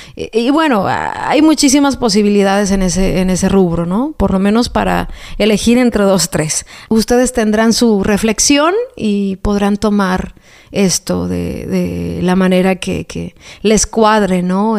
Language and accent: Spanish; Jalisco, Mexico; moved away; Anduve en, mi tierra, Jalisco